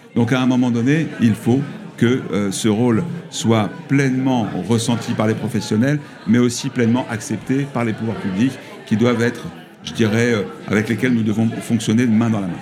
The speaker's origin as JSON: {"language": "French", "town": "Toulouse", "region": "Occitania", "country": "France", "said": "je suis de Toulouse, euh, de, de la Haute-Garonne"}